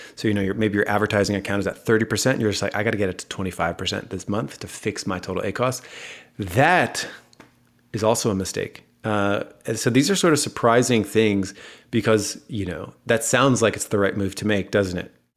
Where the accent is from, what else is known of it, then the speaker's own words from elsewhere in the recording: United States; accent: American; my American accent